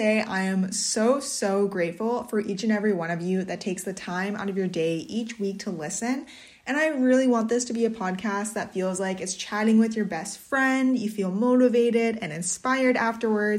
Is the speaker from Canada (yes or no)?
yes; Swan Lake First Nation, Manitoba, Canada; I'm Bear Clan from Swan Lake First Nation